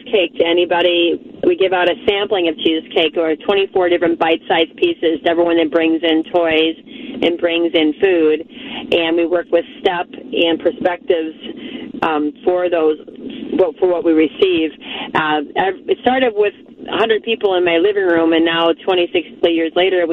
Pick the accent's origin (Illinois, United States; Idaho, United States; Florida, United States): Illinois, United States; Chicago; moved away as an adult; also born or lived in Twin Cities, Minnesota; I was born in Chicago and grew up there